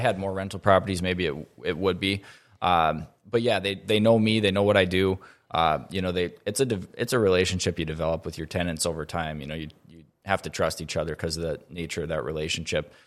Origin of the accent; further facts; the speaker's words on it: Grand Forks, North Dakota, United States; I grew up here in Grand Forks, born and raised.